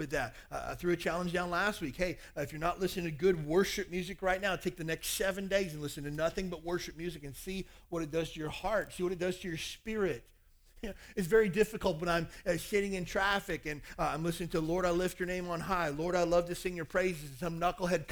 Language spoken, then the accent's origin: English; Kentucky, United States; I grew up in Kentucky